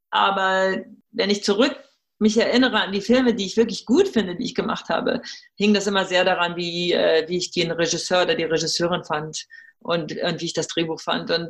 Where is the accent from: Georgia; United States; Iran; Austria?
United States; German is a second language; moved away as an adult; now in Germany; Ich bin Amerikanerin. Für uns hat sich das irgendwann so entwickelt, dass wir gesagt haben, wir wollen unsere Kinder in Europa großziehen deshalb bin ich auch aus den äh, USA und aus Los Angeles wieder hierher zurückgekommen.